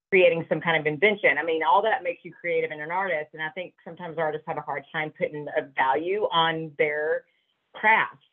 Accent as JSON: {"language": "English", "region": "Georgia", "country": "United States", "tie": "born or raised there", "said": "I grew up in Georgia, I didn't grow up back west"}